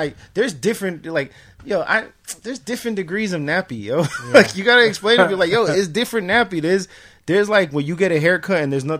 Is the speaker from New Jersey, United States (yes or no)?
yes; Newark, New Jersey, United States; I grew up in Newark, but I didn't grow up in the Spanish side of town. I grew up more the downtown area. So, everybody was just thought I was, like, probably mixed, half black and white.